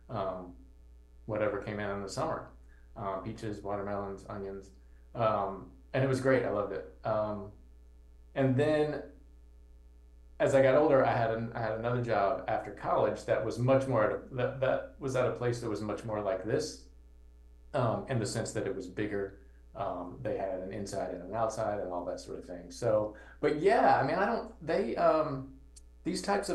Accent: Georgia, United States; moved away as an adult; now in Chicago, United States; I grew up in Georgia

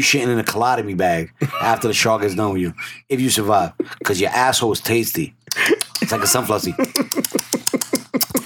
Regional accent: New York City, New York, United States; We're from the Bronx

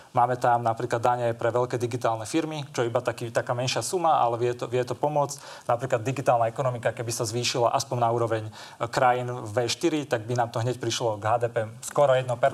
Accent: Kysuce, Žilina Region, Slovakia; ja sám pochádzam z Kisu, z dediny

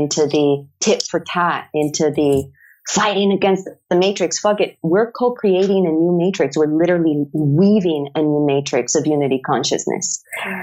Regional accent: Mexico; moved away; I come from a third world country. I come from Mexico

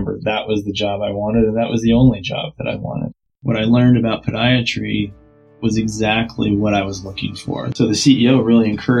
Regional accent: Madison, Wisconsin, United States; I grew up in Madison, Wisconsin

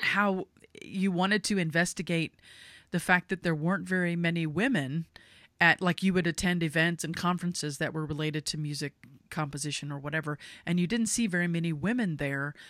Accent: United States; I'm not from England. I'm American.

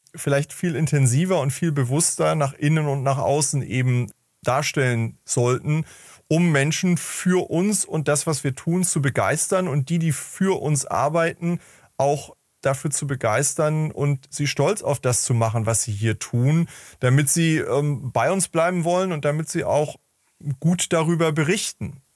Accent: Hamburg, Germany; ich komme aus Hamburg

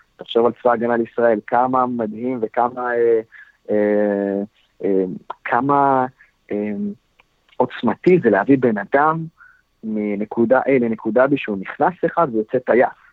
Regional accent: the North, Northern District, Israel; אצלנו בצפון

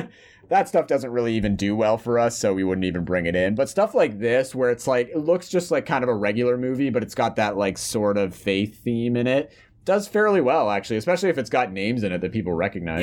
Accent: Canada; we're Canadian here

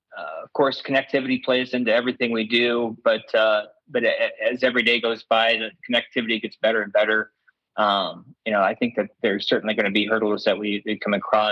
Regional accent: Illinois, United States; moved away; my friends and family back home in the Midwest. You know, I'm originally from Illinois, still consider that to be my home.

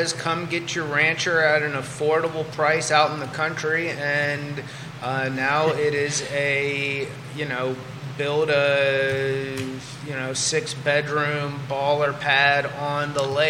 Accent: Columbia, Virginia, United States; I grew up in Columbia, which is on the other side of the county, but in a very similar demographic. It's more rural.

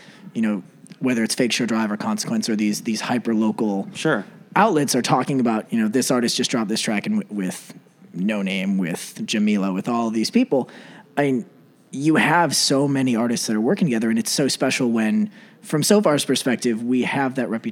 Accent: La Grange, Illinois, United States; also born or lived in Indianapolis; growing up in LaGrange, just west of here

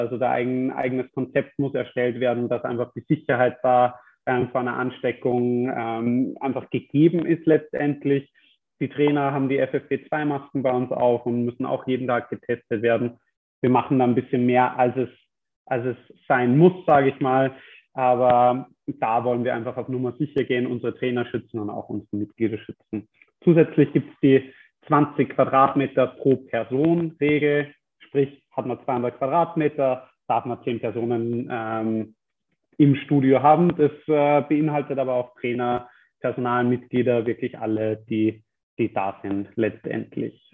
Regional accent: Germany; now in Austria; als Deutscher

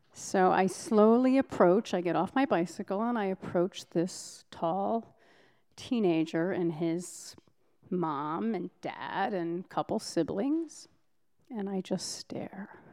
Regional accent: Provincetown, Massachusetts, United States; Provincetown, my hometown

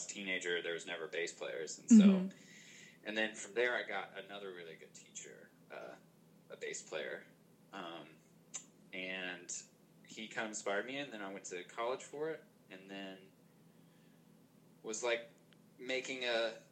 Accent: Oklahoma, United States; I'm from Oklahoma.

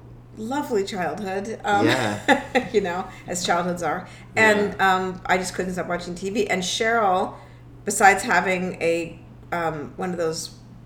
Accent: Westport, Connecticut, United States; also born or lived in Pittsburgh, Pennsylvania / Stamford, Connecticut; I grew up in Westport, Connecticut.

